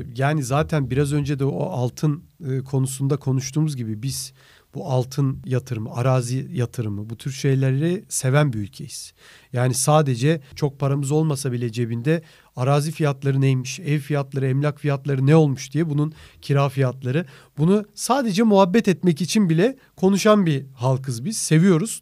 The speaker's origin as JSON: {"language": "Turkish", "country": "Turkey"}